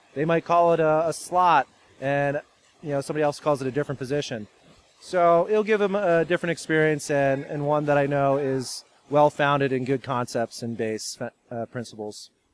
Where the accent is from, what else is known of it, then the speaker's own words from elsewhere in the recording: California, United States; now in Michigan, United States; I'm from California originally, so I grew up there playing water polo